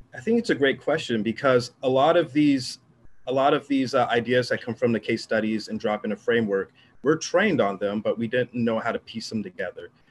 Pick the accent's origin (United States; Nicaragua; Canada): United States; Southern California; I'm from Southern California